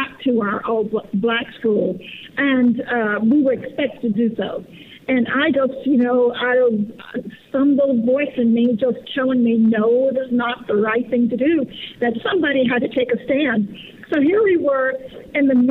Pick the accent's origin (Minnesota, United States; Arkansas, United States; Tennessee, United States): Arkansas, United States; Willisville; We grew up in Willisville, Arkansas, population 152, down in the Southwest